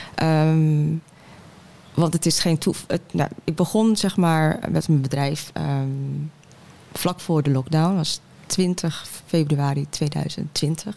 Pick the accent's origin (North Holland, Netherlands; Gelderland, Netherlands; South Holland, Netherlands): North Holland, Netherlands; Heerhugowaard; moved away; also born or lived in Den Helder / Rotterdam / Amsterdam; En ik ben opgegroeid in Heer Hugo Waard